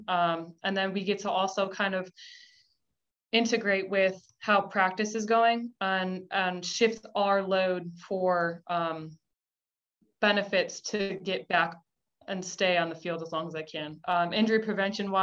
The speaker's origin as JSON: {"language": "English", "region": "Connecticut", "country": "United States", "tie": "born or raised there", "also_born_or_lived": "Buffalo, New York / Kentucky / Virginia / Florida", "moved": "as an adult", "lives_now": "Georgia, United States", "said": "I was born in Buffalo, New York, and then my family moved to Connecticut when I was younger"}